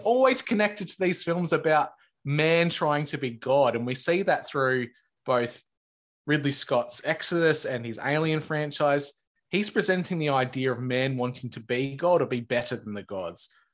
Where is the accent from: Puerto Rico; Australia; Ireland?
Australia; a small time Aussie guy that's on the other side of the world